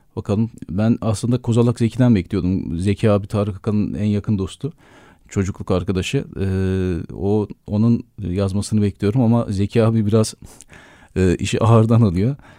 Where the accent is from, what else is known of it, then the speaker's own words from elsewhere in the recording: Erzurum, Turkey; benim çocukluğum Erzurum'da geçti. Ee, Erzurumluyum